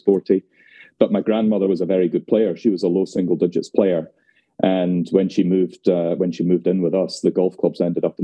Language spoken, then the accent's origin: English; Glasgow, Scotland, United Kingdom; moved away as an adult; now in near London, United Kingdom; Originally from Glasgow, and I escaped nearly 24 years ago now. So I live just outside of London.